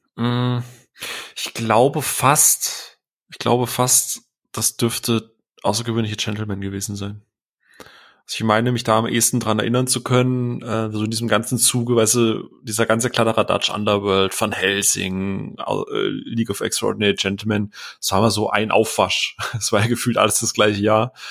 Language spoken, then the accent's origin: German; Bavaria, Germany; also für mich als Bayer ist alles außerhalb der Grenzen schon Ausland.